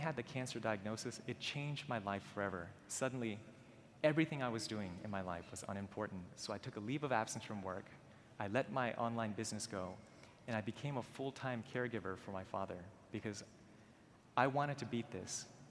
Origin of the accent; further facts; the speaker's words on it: Maryland, United States; I was born and raised in Maryland